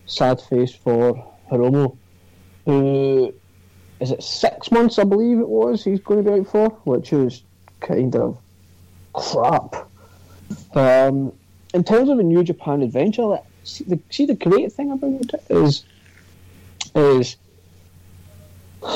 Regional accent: Scotland, United Kingdom; there's two other Scotsmen on social suplex

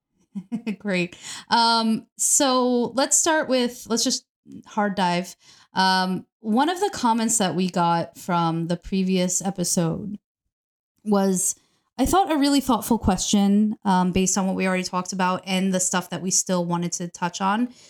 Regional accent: New York, United States; I'm from New York

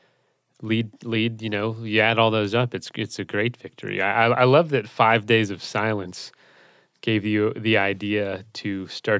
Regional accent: Florida, United States; I'm from Florida

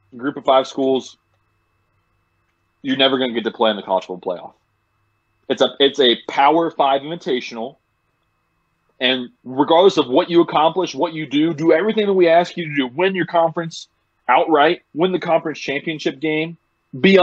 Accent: Cincinnati, Ohio, United States; Super proud to be from Cincinnati

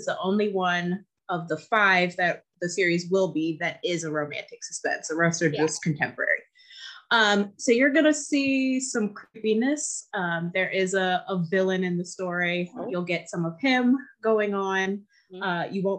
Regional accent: Baltimore, Maryland, United States; I'm from Baltimore

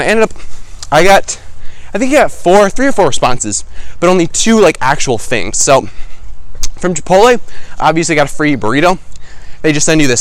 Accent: Minnesota, United States; I'm from Minnesota

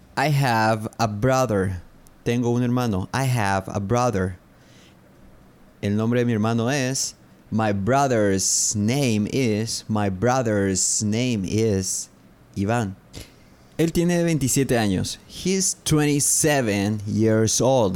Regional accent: Paraguay; Soy de Paraguay. I'm from Paraguay.

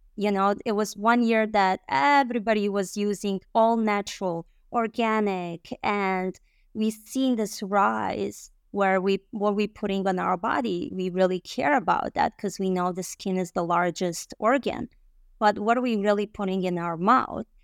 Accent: Bosnia & Herzegovina; English is a second language; also born or lived in Michigan, United States; now in United States; I arrived in the United States in two thousand and one and with my family as a refugee from a Bosnia

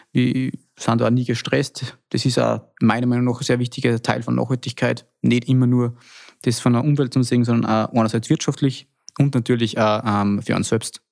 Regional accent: Salzkammergut, Austria; bei uns im Salzkammergut war ja immer schon eine sehr traditionsbewusste Region

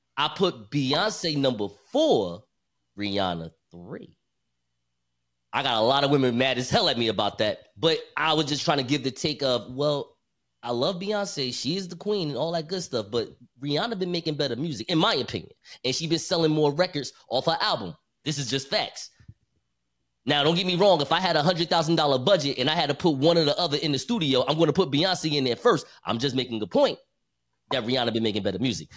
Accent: Newark, New Jersey, United States; I'm from Newark.

